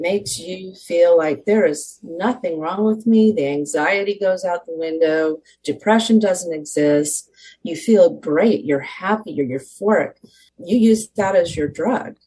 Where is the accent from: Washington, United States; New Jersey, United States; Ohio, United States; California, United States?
California, United States; Southern; I was born and raised in Southern California.